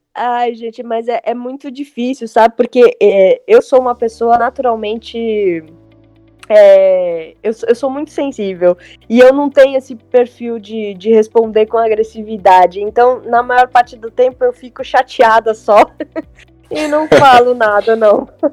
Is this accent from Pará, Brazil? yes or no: no; São Paulo, Brazil; eu nasci em 1980, na Zona Leste, eu sou de Itaquera.